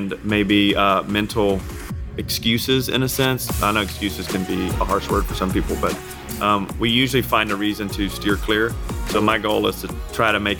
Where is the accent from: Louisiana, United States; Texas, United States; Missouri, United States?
Louisiana, United States; I'm from Louisiana